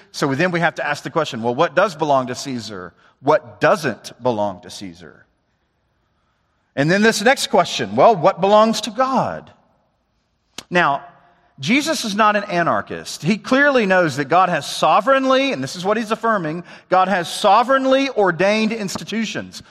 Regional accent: the South, United States; I'm from the South

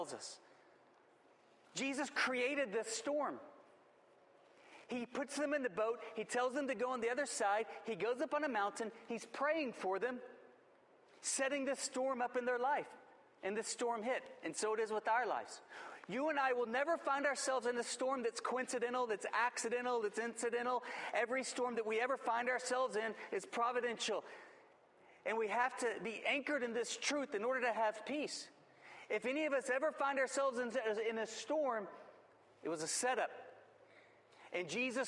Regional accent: West Texas, United States; I grew up in West Texas

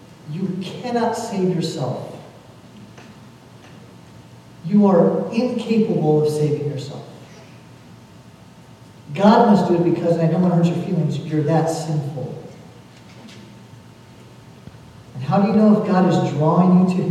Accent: Kentucky, United States; also born or lived in Chicago; we're from Kentucky, we're all of us here

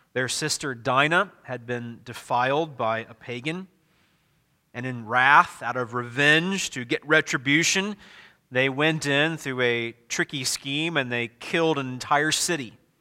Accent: Midwest, United States; also born or lived in the South (US); I'm a Midwesterner.

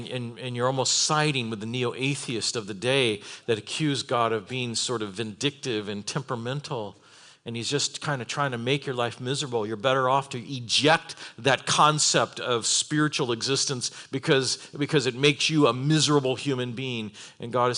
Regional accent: United States; we're an American

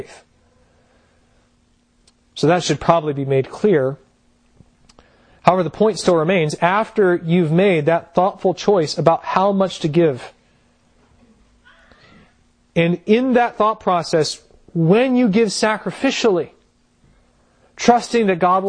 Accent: United States; as American Christians

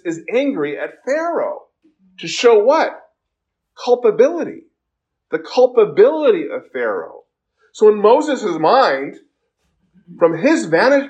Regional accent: South Korea; now in United States; when I was growing up in Korea

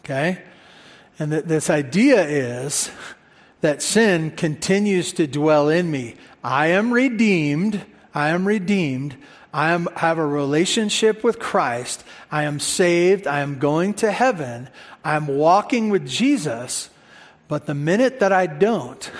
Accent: United States; we're American

